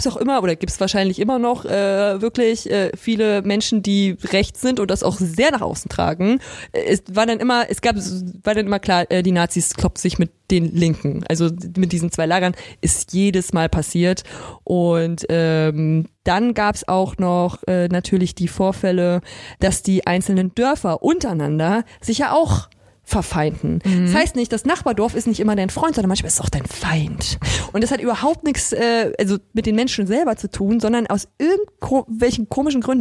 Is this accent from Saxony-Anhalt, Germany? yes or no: yes; Altmark, Saxony-Anhalt, Germany; now in Berlin, Germany; ich komme aus Sachsen-Anhalt und ähm, das ist so im Norden von Sachsen-Anhalt. Dieses Gebiet nennt sich die Altmark